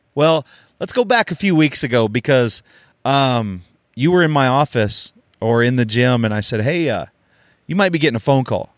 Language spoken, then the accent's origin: English; Oklahoma, United States; I grew up in Oklahoma